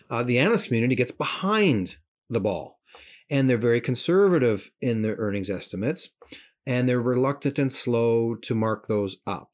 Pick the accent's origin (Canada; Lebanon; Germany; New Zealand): Canada; as a Canadian